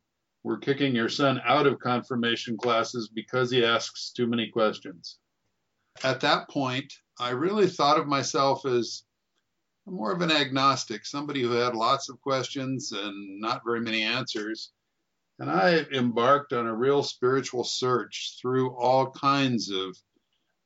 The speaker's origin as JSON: {"language": "English", "town": "Moses Lake", "region": "Washington", "country": "United States", "tie": "born or raised there", "also_born_or_lived": "Portland, Oregon", "said": "I was born in Portland, Oregon, and grew up mostly in a little town, a little farming town called Moses Lake, Washington"}